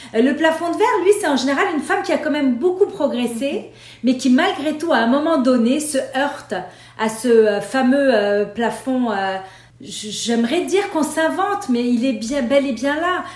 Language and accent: French; Beirut, Beirut Governorate, Lebanon; moved away; also born or lived in Paris / Nice / Montreal; je suis née à Beyrouth et j'ai grandi dans la guerre civile du Liban.